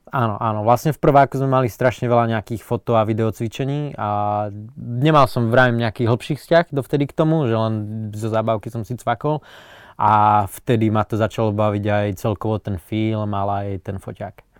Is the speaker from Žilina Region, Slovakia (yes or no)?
yes; Liptovský Mikuláš, Žilina Region, Slovakia; som z Mikuláša a máme to tam naskok do hôr